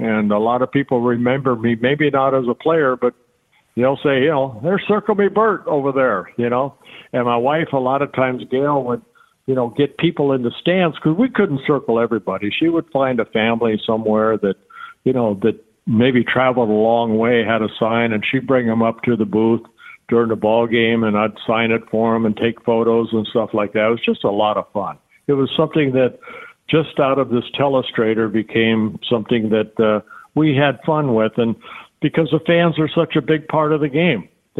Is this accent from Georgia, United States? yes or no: no; California, United States; I learned that listening to Vin Scully and Jerry Doggett when I grew up in Southern California.